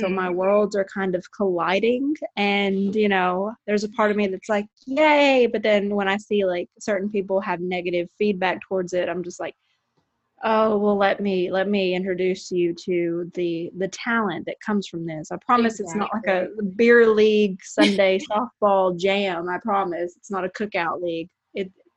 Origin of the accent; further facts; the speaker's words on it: Paducah, Kentucky, United States; I cover local high school sports in my hometown of Paducah, Kentucky